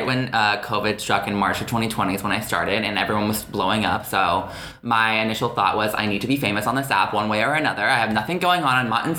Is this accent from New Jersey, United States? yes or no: no; Houston, Texas, United States; moved away as an adult; now in New York City, United States; I'm 19. I live in New York City. I'm originally from Houston, Texas. I've lived in New York for about a year and a half